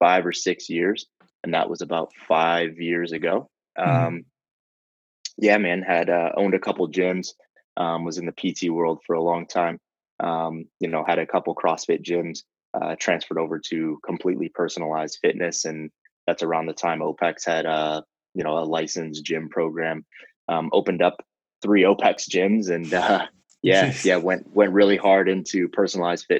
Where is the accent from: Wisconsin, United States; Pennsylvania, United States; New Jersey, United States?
Wisconsin, United States; Kenosha; also born or lived in Chicago, Illinois; I'm from the Midwest. I was born in Chicago. Grew up in southeastern Wisconsin in a little place called Kenosha